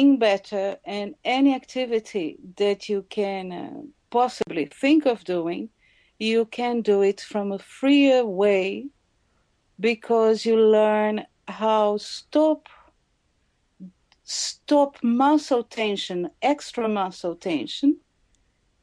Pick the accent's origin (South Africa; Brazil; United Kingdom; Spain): Brazil; moved away; I come from Brazil